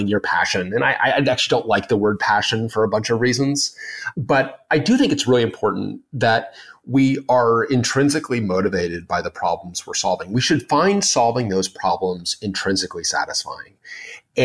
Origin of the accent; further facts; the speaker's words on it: Denver, Colorado, United States; moved away as an adult; on the way back home to Denver, I grew up in Denver